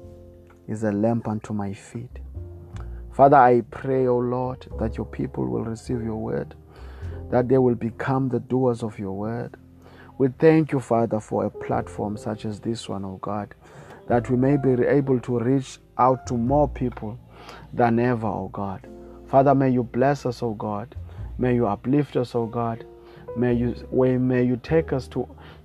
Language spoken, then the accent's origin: English; South Africa; I come all the way from South Africa